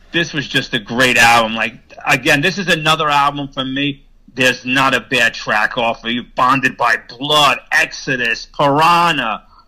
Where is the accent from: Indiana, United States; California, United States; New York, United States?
New York, United States; New York area, United States; growing up in the New York area for me, listening to a Jersey radio station called WSOU